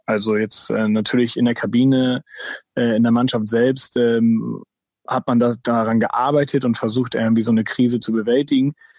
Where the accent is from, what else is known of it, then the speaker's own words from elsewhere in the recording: Germany; also born or lived in Hamburg area (Dassendorf); ich bin halt in Deutschland äh, geboren, aufgewachsen